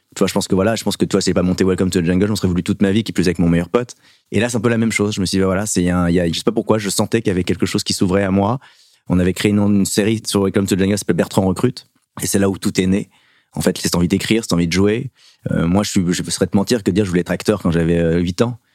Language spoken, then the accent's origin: French; Paris suburbs, Île-de-France, France; j'ai fait toute mon adolescence aussi, même à roy en banlieue parisienne